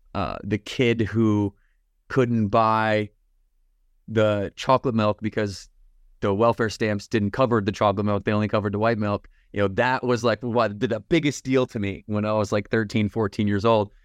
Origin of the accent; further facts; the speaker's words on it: Battle Creek, Michigan, United States; now in Lake Norman, United States; Morgan, uh, and I both grew up in Battle Creek, Michigan